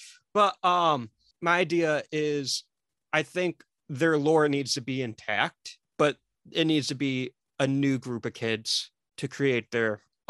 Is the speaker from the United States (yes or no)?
no; Mexico; I'm Mexican